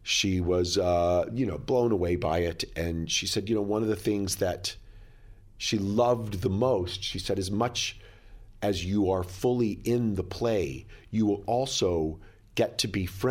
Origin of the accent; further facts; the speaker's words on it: Plano, Texas, United States; now in New York City, United States; came to New York City in 1983, which is the same year that my character in the play came to New York, I came from Plano, Texas, a small town outside of Dallas.